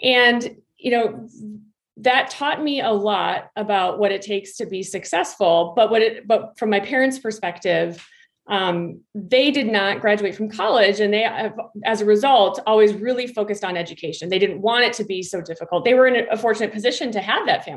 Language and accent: English; Minnesota, United States; I actually grew up in Minnesota